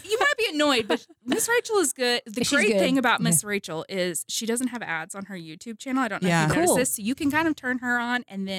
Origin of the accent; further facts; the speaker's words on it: Oklahoma, United States; moved away as an adult; also born or lived in New Orleans, Louisiana; now in Owensboro, United States; I can't say born and raised in Oklahoma. I was born in New Orleans, raised in Oklahoma, family's from Oklahoma. Went to college at Oklahoma State.